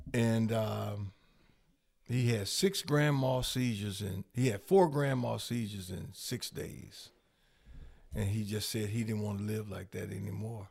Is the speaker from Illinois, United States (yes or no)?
yes; Rockford, Illinois, United States; I'm born and raised in Rockford